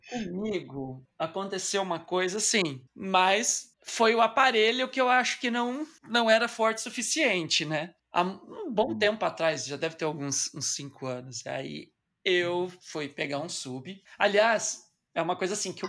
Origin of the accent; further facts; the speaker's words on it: Batatais, São Paulo, Brazil; moved away; estava eu lá na minha cidade natal